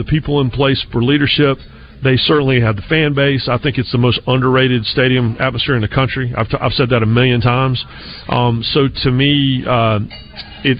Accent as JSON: {"language": "English", "region": "North Carolina", "country": "United States", "moved": "yes", "said": "I'm from North Carolina"}